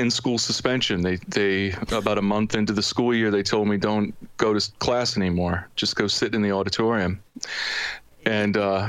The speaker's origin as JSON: {"language": "English", "town": "Chichester", "region": "Pennsylvania", "country": "United States", "tie": "born or raised there", "also_born_or_lived": "Delaware", "said": "I lived in Delaware from the age of 13 to 21. But prior to that, I lived in an area called Chichester, Pennsylvania. It's not far from Philly."}